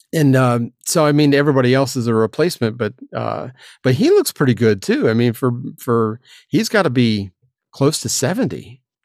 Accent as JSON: {"language": "English", "region": "Florida", "country": "United States", "tie": "born or raised there", "moved": "yes", "said": "my hometown"}